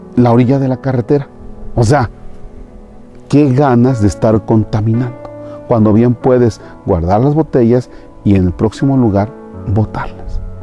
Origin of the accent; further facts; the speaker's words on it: Mexico; nuestro México. Pero somos muy guadalupanos